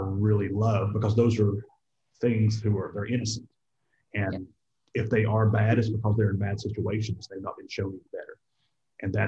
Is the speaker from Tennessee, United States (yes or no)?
yes; East Tennessee, United States; moved away as an adult; also born or lived in Peachtree City, Georgia; I was born and raised in East Tennessee.